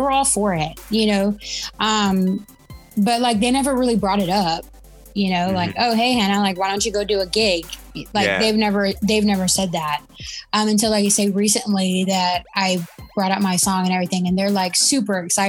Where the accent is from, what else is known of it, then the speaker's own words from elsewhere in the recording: Laredo, Texas, United States; also born or lived in Alabama; I live in Laredo